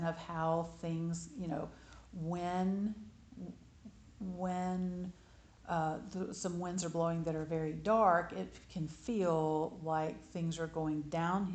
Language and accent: English; Alabama, United States; growing up in Alabama